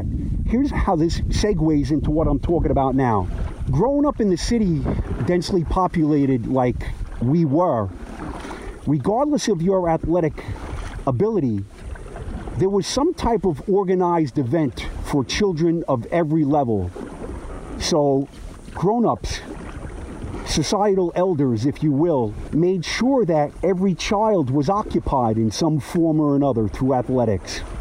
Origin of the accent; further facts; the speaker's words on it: Jersey City, New Jersey, United States; I grew up in a town on the Hudson River, Jersey City, New Jersey, which is the second largest city in New Jersey, and it shares the border of the Hudson River with downtown Manhattan.